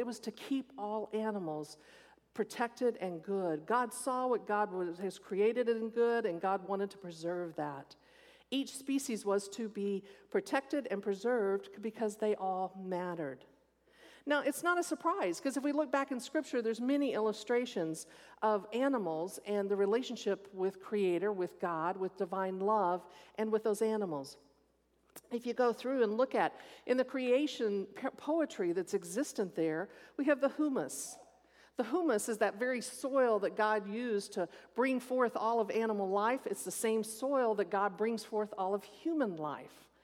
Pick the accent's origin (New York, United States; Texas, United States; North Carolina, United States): Texas, United States; moved away; I grew up in Texas and every snake was poisonous